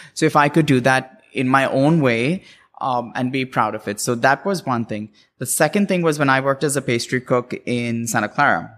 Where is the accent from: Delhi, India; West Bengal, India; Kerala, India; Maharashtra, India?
Maharashtra, India; Mumbai; moved away as an adult; also born or lived in Cincinnati, Ohio / Washington, D.C.; now in California, United States; I grew up in Bombay, and then I moved to Cincinnati, Ohio for school